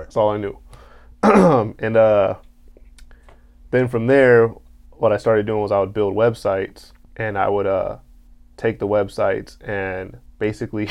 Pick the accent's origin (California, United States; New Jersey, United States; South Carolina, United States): California, United States; Carson; I'm from Carson